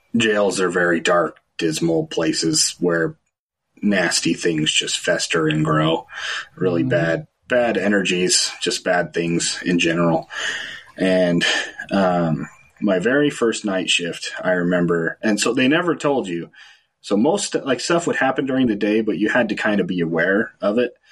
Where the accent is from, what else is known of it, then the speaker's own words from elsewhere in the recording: Fillmore, Utah, United States; also born or lived in Orem / St. George / California; I grew in uh, here in Fillmore, so I went to Millard High